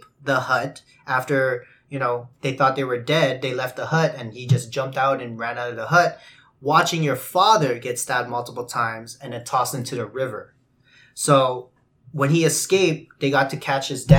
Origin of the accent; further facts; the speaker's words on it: Winnipeg, Manitoba, Canada; growing up in the West End